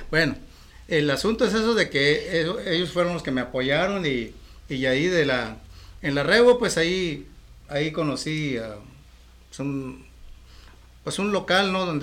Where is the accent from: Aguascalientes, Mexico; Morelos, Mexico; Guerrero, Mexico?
Guerrero, Mexico; Acapulco; also born or lived in Mexico City; now in Tijuana, Mexico; a, finales del 85 salí de la Ciudad de México. O sea, estuve de, Acapulco a la Ciudad de México.